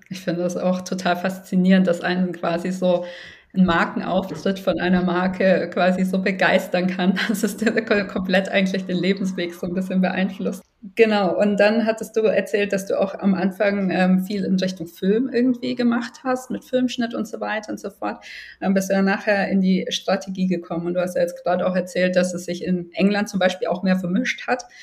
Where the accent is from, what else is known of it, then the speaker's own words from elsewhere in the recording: Germany; bei uns in Deutschland